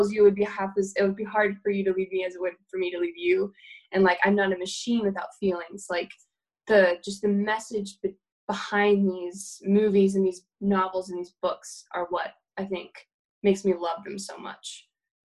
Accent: Tennessee, United States; moved away as an adult; now in New York, United States; I grew up in Tennessee

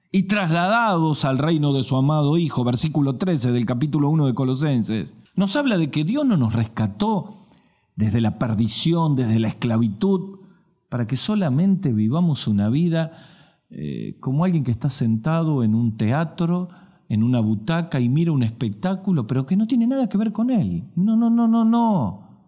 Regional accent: Salta, Argentina; en mi país que se llama el Chaco Salteño

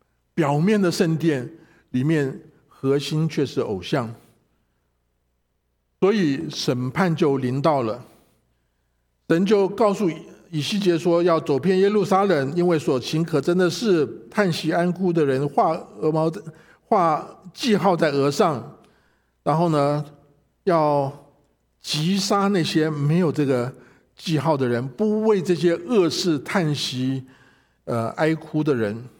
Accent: China; 啊，我们中国人过年都要都有一个财神的一个一个仪式。

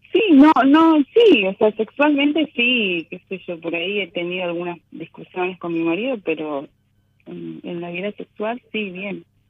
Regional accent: Jujuy, Argentina; soy de Jujuy.

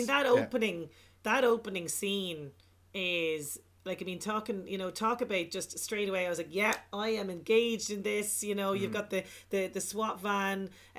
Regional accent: Drogheda, Leinster, Ireland; We are from Drogheda, you know.

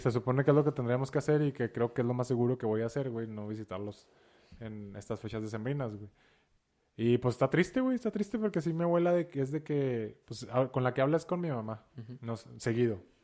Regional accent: Ciudad Juárez, Chihuahua, Mexico; soy de Ciudad Juárez

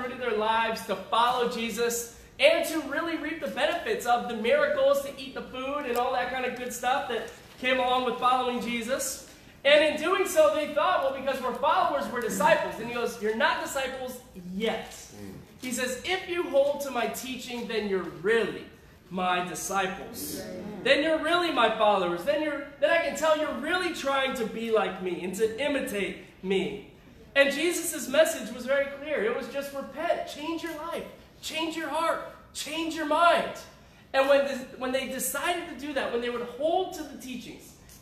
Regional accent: Syracuse, New York, United States; moved away; also born or lived in Riverside, California; I grew up in Syracuse.

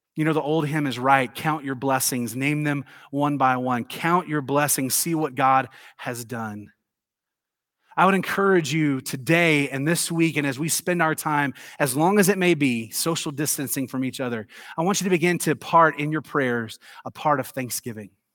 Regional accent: Tennessee, United States; I grew up in the South. You guys know that. I'm from Tennessee

